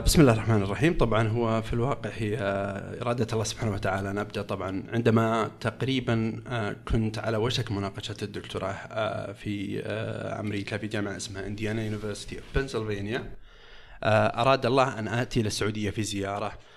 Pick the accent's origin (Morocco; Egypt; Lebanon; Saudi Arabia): Saudi Arabia; عندنا في المملكه العربيه السعوديه